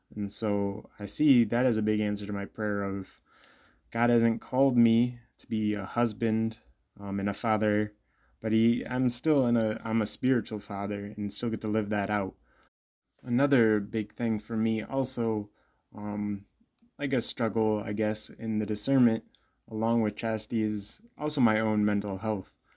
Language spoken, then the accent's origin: English; Bloomington, Illinois, United States; I'm originally from Bloomington, Illinois, um, grew up there